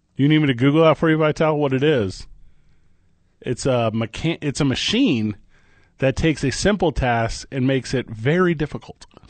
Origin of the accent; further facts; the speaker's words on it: Midwest, United States; I grew up in the Midwest